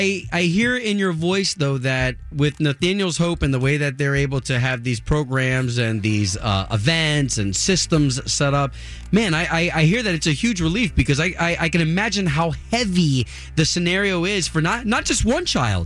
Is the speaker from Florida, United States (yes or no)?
yes; Tampa, Florida, United States; as a Puerto Rican growing up in Tampa